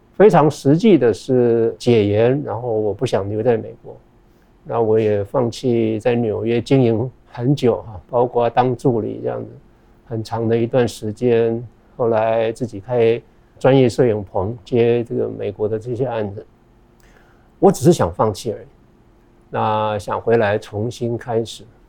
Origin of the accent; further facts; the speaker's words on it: Taiwan; moved away; also born or lived in New York; 作为一个台湾人的世界观